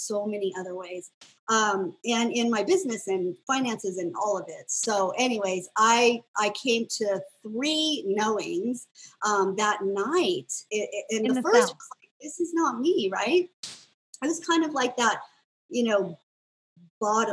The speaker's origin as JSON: {"language": "English", "country": "United States", "tie": "born or raised there", "said": "I grew up in America"}